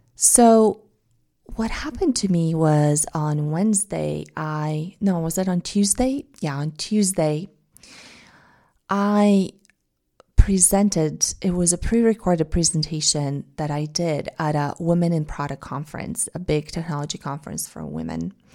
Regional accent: Bulgaria; English is a second language; now in United States; say I go back to Bulgaria, they ask me, they, they tell me I have an accent speaking in Bulgarian, at least for the first couple of days after I've arrived home

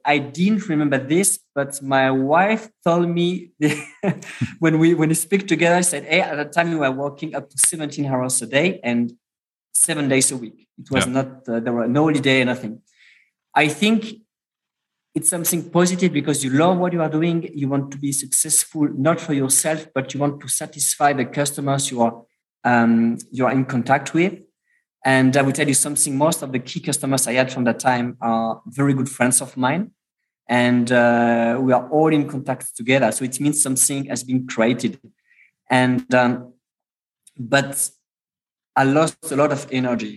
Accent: France; moved away; also born or lived in Germany / United States / Switzerland; I'm pure product from France, because it means I had a class preparatory class

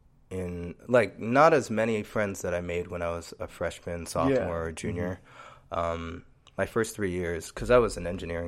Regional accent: New York, United States; born there; My parents are both immigrants from the Dominican Republic. So I was born in New York.

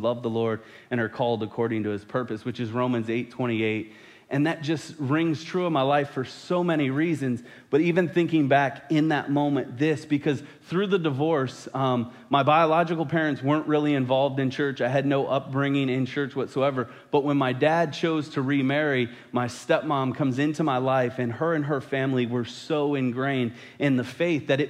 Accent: just outside of D.C., Virginia, United States; now in Missouri, United States; I didn't grow up in Missouri. I grew up in Virginia, just outside of D.C.

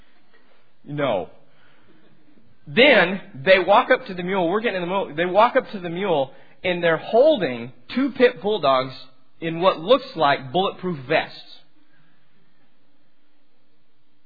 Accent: Amarillo, Texas, United States; I'm from Amarillo, and I grew up, Amarillo's like a big small town.

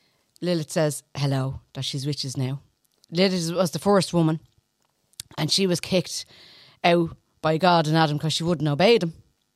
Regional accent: Dublin, Leinster, Ireland; Oh, I'm from the Liberties, going back a long time now.

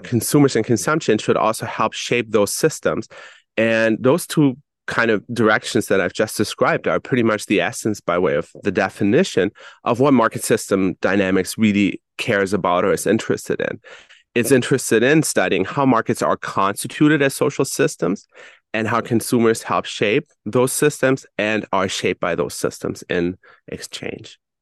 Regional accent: Germany; I, for instance, was born and raised in Germany

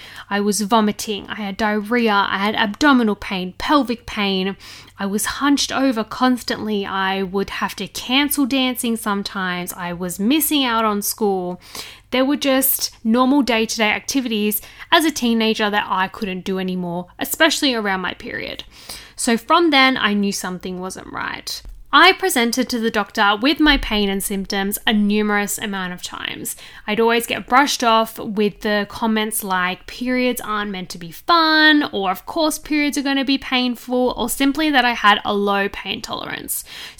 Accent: Sydney, New South Wales, Australia; I'm 27 from Sydney, Australia.

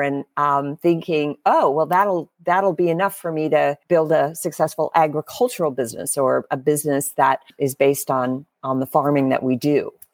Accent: Harlan, Iowa, United States; also born or lived in Minnesota; About first half of my life, I lived in Minnesota. and the second half in Iowa, very, very much surrounded by farmers and, uh, farming businesses, uh, especially in the small town that I was in, uh, in southwest Iowa, which was called Harlan, Iowa

